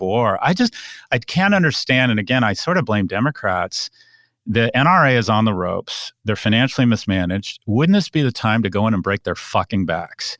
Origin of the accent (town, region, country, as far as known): United States